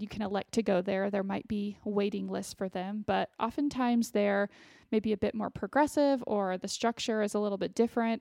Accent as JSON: {"language": "English", "town": "Austin", "region": "Texas", "country": "United States", "said": "I ended up going to the University of Texas, which was an in-state school for me since I'm from Austin"}